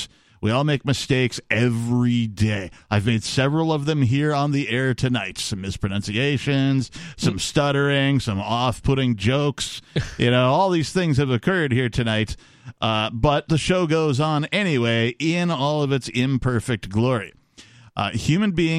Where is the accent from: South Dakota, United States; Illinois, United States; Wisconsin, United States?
Wisconsin, United States; also born or lived in Seattle / West Coast; now in New Hampshire, United States; I grew up in Wisconsin